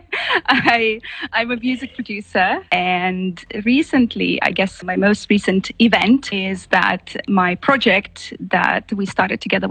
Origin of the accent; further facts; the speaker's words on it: Lithuania; I'm from Lithuania